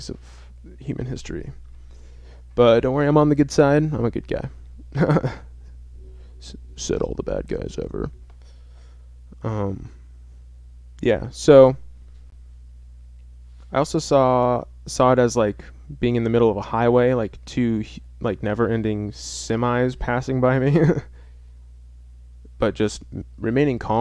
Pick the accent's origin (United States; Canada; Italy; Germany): United States; center of the United States, Midwest; in my hometown. I won't say what my hometown is, but it's kind of in the heart of America. Like, literally, if you look at a map of the United States, it's smack dab in the center